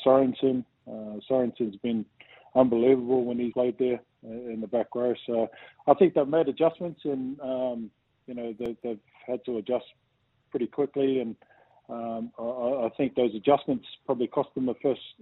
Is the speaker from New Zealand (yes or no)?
yes; New Zealand; growing up in New Zealand